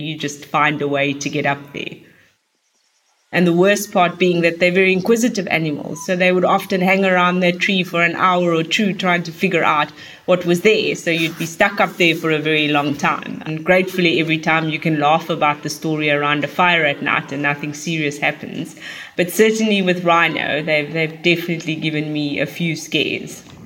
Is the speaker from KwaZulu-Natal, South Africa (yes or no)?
no; Cape Town, Western Cape, South Africa; when I was growing up in Cape Town